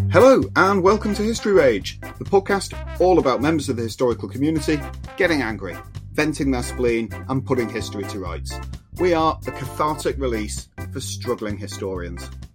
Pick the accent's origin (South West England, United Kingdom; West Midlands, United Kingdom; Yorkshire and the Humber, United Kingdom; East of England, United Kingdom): Yorkshire and the Humber, United Kingdom; as a Yorkshireman